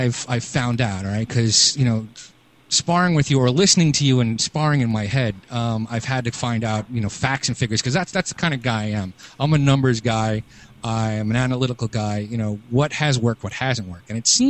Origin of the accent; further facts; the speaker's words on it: New York City, New York, United States; I grew up in Brooklyn